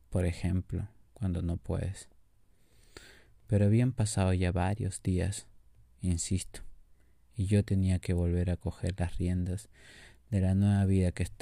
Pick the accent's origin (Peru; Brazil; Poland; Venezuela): Peru; no creían que yo era de aquí, pero yo dije que sí, soy peruano